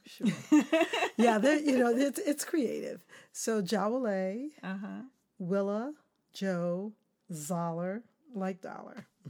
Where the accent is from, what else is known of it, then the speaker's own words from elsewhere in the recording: Kansas City, Missouri, United States; moved away; also born or lived in Tallahassee, Florida / New York; I grew up in Kansas City, Missouri